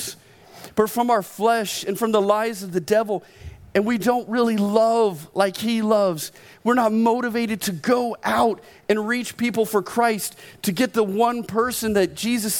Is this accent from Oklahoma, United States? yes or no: yes; Oklahoma, United States; I was born in Oklahoma